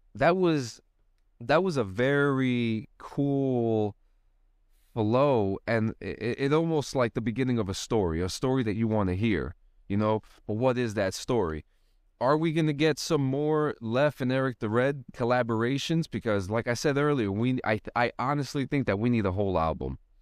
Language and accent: English; Union City, New Jersey, United States; moved away as an adult; I grew up in Union City myself I grew up there for a long long time and I didn't even get out of there until I didn't even get out of Hudson County until in my 20s